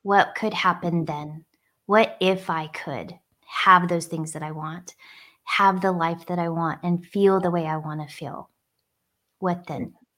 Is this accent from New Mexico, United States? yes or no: yes; Northwest New Mexico, United States; growing up in New Mexico on an Indian reservation in a really diverse area